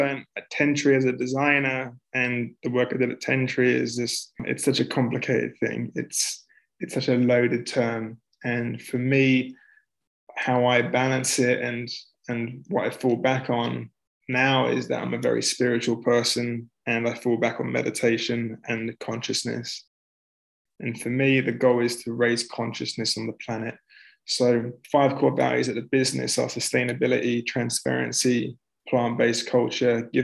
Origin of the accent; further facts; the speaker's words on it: London, United Kingdom; moved away as an adult; also born or lived in Melbourne, Australia / Vancouver, Canada; I'm from North London originally